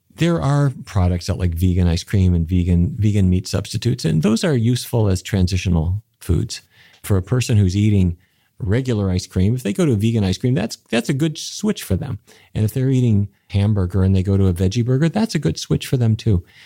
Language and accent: English; Fargo, North Dakota, United States; I grew up in North Dakota, which is near the Canadian border to the town of Fargo